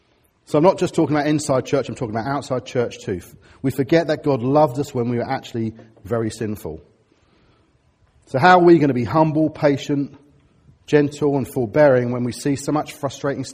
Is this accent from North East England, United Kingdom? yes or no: no; Harrow, London, United Kingdom; I'm from Harrow